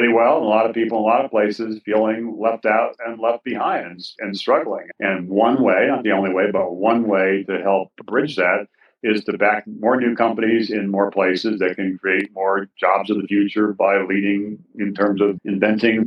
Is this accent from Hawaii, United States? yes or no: yes; Hawaii, United States; moved away as an adult; also born or lived in Massachusetts / Ohio / Kansas / Northern Virginia; my experience growing up in Hawaii